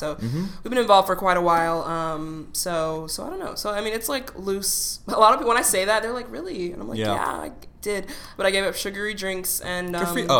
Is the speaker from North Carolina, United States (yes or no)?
yes; North Carolina, United States; now in New York City, United States; I'm a Southerner, so I'm from North Carolina